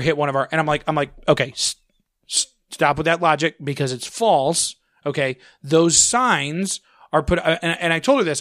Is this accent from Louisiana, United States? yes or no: no; St. Ann, Missouri, United States; growing up in Saint Ann